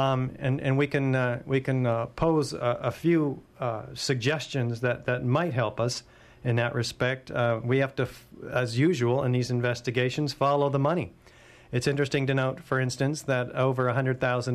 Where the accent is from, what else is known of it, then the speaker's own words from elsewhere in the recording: United States; I'm an American